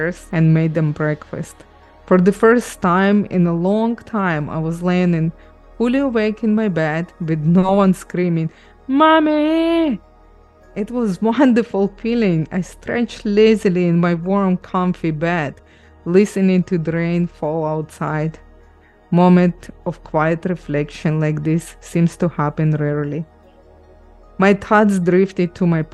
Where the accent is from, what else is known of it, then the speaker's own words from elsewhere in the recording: Ukraine; also born or lived in Israel; now in Canada; I grew up in Ukraine, moved to Israel, then immigrated to Canada